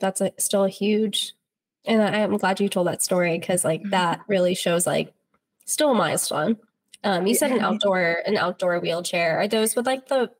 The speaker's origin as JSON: {"language": "English", "region": "Virginia", "country": "United States", "tie": "born or raised there", "said": "I'm born and raised in Virginia"}